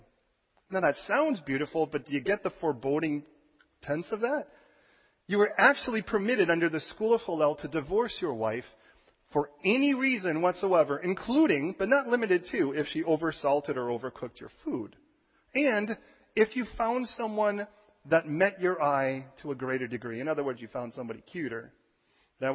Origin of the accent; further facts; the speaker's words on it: United States; as an American